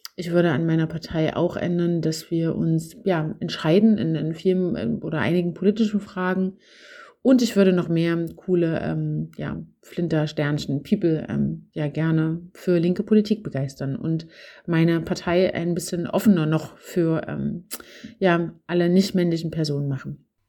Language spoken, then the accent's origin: German; Zwickau district, Saxony, Germany; mein Aufwachsen auf dem Land in äh, Sachsen. Ähm, ich komme aus dem Zwickauer Land